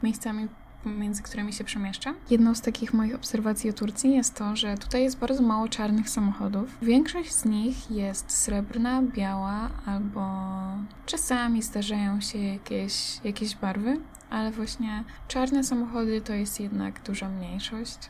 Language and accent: Polish; Poland; moved away as an adult; now in Turkey